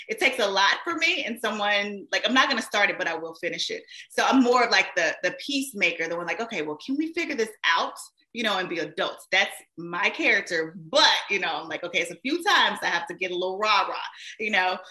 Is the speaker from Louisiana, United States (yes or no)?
yes; Shreveport, Louisiana, United States; I was actually a radio personality in my hometown, of um, Shreveport, Louisiana.